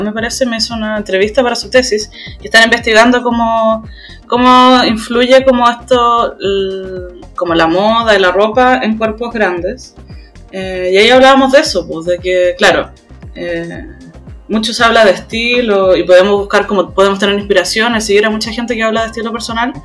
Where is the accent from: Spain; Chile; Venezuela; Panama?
Chile; Temuco, Araucanía; soy del sur de Chile, de Temuco